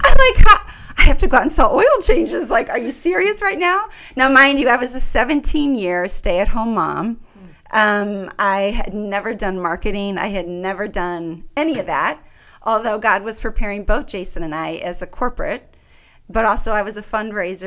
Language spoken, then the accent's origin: English; St. Louis, Missouri, United States; moved away as an adult; also born or lived in New York / the South; now in Omaha, United States; I'm from St. Louis, Missouri.